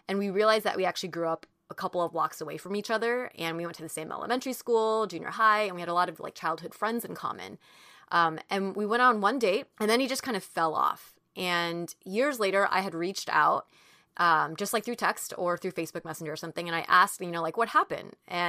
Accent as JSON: {"language": "English", "region": "California", "country": "United States", "tie": "born or raised there", "said": "because I grew up in Orange County, too, and he had that upbringing"}